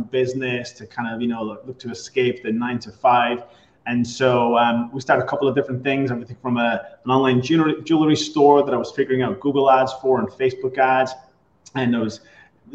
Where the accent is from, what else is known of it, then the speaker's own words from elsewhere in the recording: Ireland; moved away as an adult; also born or lived in Boston; now in Tampa, United States; I'm originally from Ireland, grew up there, came to the US almost 20 years ago